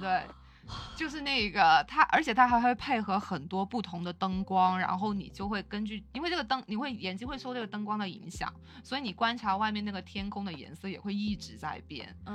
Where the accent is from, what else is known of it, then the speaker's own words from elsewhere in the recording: China; 他知道我是中国人之后